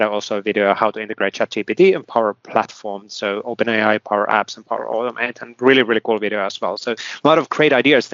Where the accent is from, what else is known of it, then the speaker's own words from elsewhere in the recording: Finland; I come from Finland